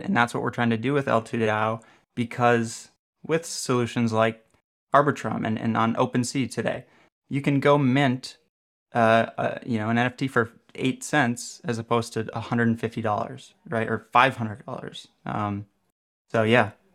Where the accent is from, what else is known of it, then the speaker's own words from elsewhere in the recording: Minneapolis, Minnesota, United States; I did come from Minneapolis, Minnesota